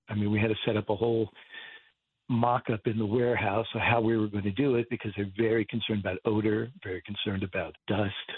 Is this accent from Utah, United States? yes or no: no; Martinsville, New Jersey, United States; I grew up in Martinsville, and which is part of Bridgewater